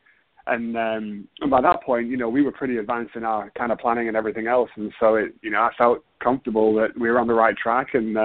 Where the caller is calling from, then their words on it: Houston, Texas, United States; So I'm calling from Houston, Texas.